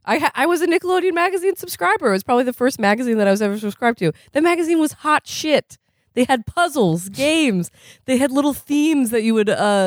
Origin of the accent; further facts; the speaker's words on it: Vermont, United States; I'm from Vermont. We had a campaign on local TV that was 8 out of 10 Vermont teens choose not to smoke.